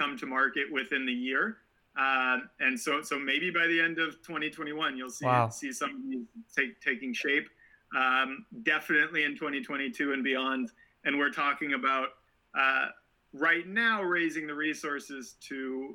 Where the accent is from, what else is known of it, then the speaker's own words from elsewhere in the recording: Portland, Oregon, United States; I grew up in Portland, so we didn't have waves right nearby, but we spent a lot of time on the coast.